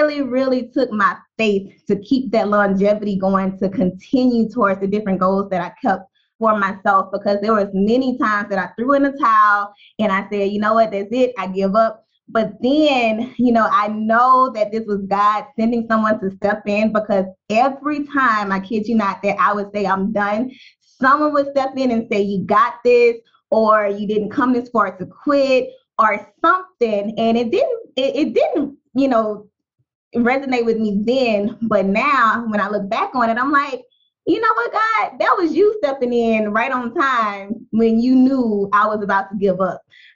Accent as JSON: {"language": "English", "town": "Baton Rouge", "region": "Louisiana", "country": "United States", "tie": "born or raised there", "said": "I grew up in North Baton Rouge, Louisiana"}